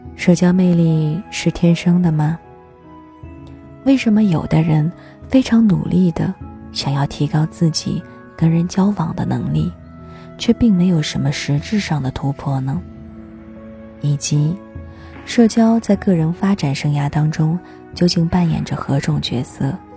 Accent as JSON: {"language": "Chinese", "country": "China", "said": "我们中国人"}